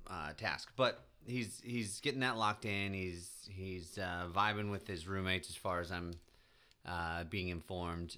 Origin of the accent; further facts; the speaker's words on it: Midwest, United States; being a Midwesterner